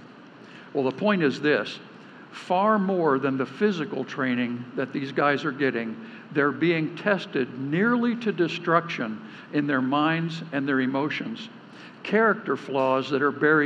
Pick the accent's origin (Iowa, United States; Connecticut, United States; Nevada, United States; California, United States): Nevada, United States; I grew up in Nevada, which is the silver state